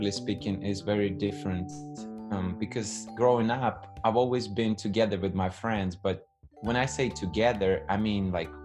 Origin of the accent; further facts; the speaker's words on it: Russia; moved away as an adult; now in United States; I actually was born and raised in the Soviet Union. So now it's Russia, obviously, but I spent nearly 18 years of my life there